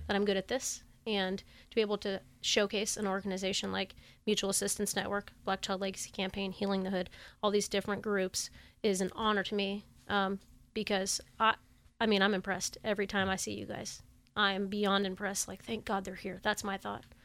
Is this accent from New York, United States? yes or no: no; Sacramento, California, United States; I grew up in the Tahoe Park, Oak Park area as a kid